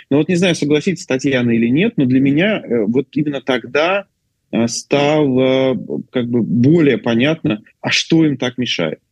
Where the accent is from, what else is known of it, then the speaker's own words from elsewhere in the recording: Orenburg, Orenburg Oblast, Russia; я из Оренбурга